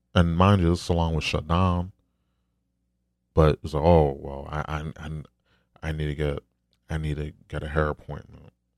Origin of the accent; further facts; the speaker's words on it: New York, United States; I'm from New York